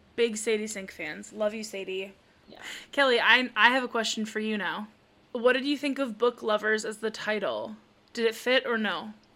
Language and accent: English; Spooner, Wisconsin, United States; my my hometown